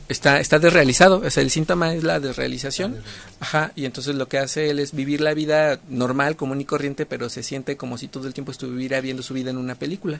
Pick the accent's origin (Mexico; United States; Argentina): Mexico; somos muy mexicanos